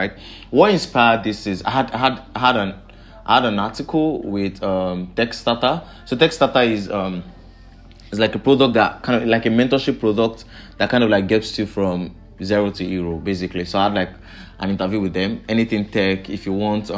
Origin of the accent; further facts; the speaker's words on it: Nigeria; I'm from Nigeria